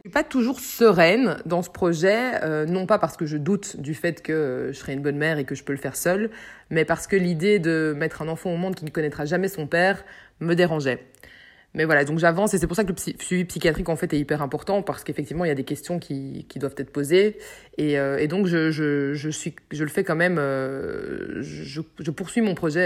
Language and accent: French; Brussels, Brussels-Capital Region, Belgium; j'habite à Bruxelles, je suis bruxelloise pure souche, j'adore notre ville.